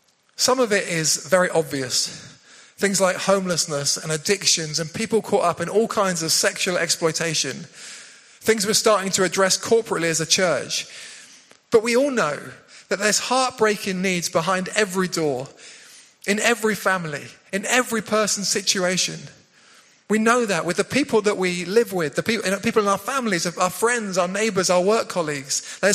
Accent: South West England, United Kingdom; now in High Wycombe, United Kingdom; We'd come from Cornwall. Love growing up in Cornwall. Beautiful down there by the sea.

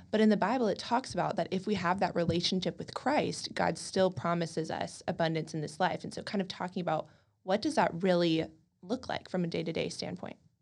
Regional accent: College Station, Texas, United States; also born or lived in Dallas; I grew up in College Station, Texas

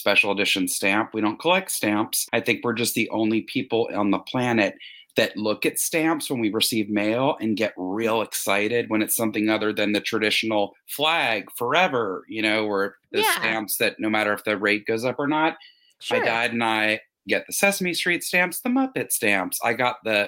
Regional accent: Montreal, Quebec, Canada; now in Los Angeles, United States; I'm from Quebec originally, that I'm a Montrealer at heart

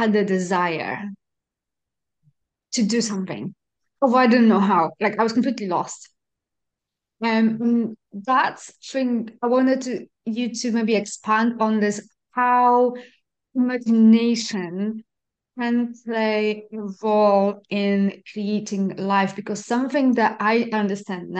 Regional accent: Poland; moved away; I'm Polish, I grew up in Poland.

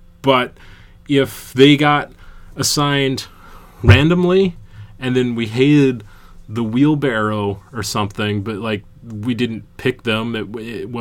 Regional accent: Georgia, United States; moved away as an adult; also born or lived in Boston; I moved to Boston from Georgia in 1999. And I got there and everybody heard I was from Georgia

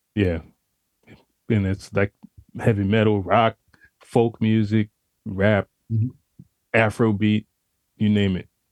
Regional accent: Pensacola, Florida, United States; I'm from originally from Pensacola, Florida, born and raised.

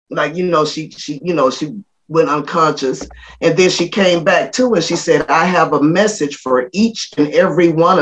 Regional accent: Florida Panhandle, United States; we grew up in the Florida Panhandle

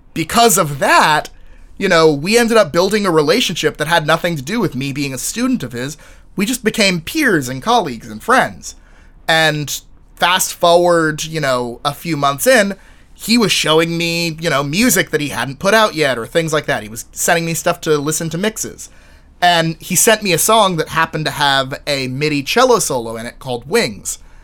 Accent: Texas, United States; moved away; I was from Texas

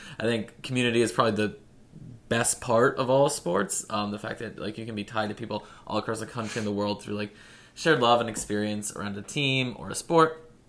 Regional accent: United States; also born or lived in Philadelphia; I'm an American

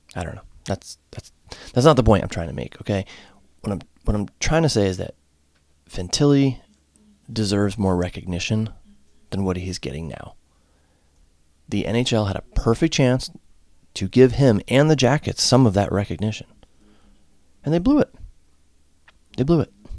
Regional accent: home state of the Whalers, Connecticut, United States; now in Ohio, United States; my home state

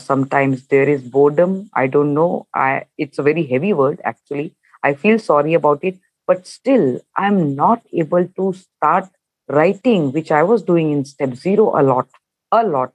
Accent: India; I'm from India

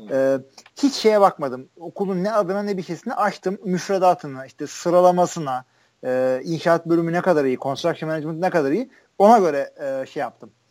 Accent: Turkey; işte tailgate yapanlarla takılıyorum işte ben Türk'üm diyorum

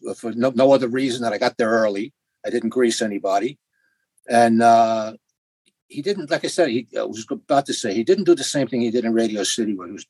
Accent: New York City, New York, United States; I was raised in Jackson Heights, Queens

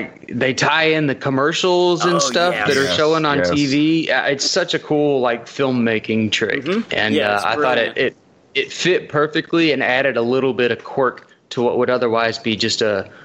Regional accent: Netherlands; I'm from Holland.

